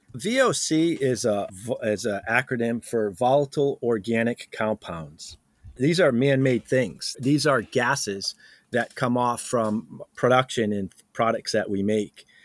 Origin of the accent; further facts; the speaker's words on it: New England, United States; I'm from New England, so we're used to this frost in the morning